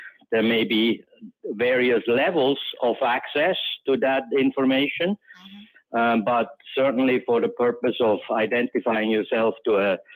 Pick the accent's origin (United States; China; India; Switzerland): Switzerland; now in Cayman Islands; growing up in Switzerland